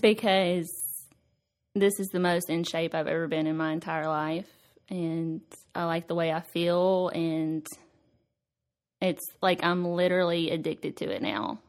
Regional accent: Nashville, Tennessee, United States; I was born in Nashville, and I've lived here my whole life

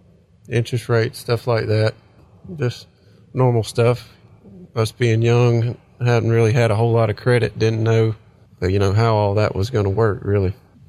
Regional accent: Climax, Georgia, United States; also born or lived in Atlanta, Georgia; now in Whigham, United States; I'm 28. I'm from Climax, Georgia.

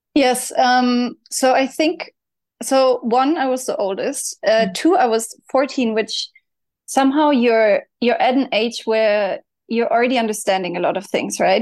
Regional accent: Germany; I grew up in Germany.

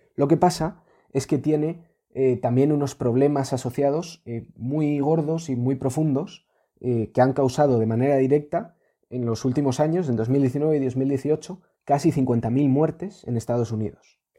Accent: Spain

